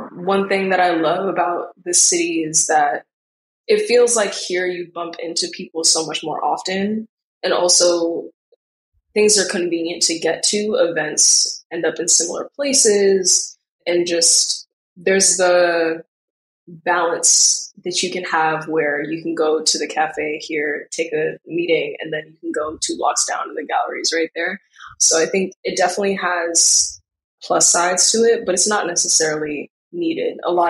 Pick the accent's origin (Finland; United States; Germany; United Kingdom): United States; New York City, New York; When I was younger, I don't think I truly understood how big the city was. But as I grew in high school, I think I came to understand the mentality.